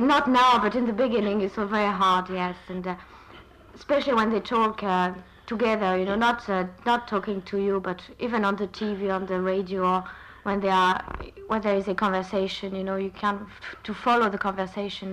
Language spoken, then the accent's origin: English; France; accent: French intonation; English is a second language; moved away as an adult; now in Ireland; in France, I started learning English uh, at school, of course, for about uh, six years